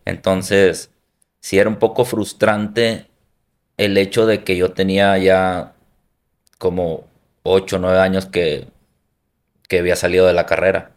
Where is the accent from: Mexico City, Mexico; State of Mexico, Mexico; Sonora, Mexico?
Sonora, Mexico; Hermosillo; soy de la costa de Hermosillo, soy de ahí originario